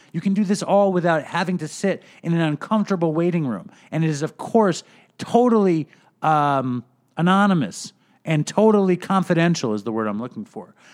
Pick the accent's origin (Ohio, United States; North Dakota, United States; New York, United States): New York, United States; New York City; now in Long Island, United States; I grew up in Manhattan also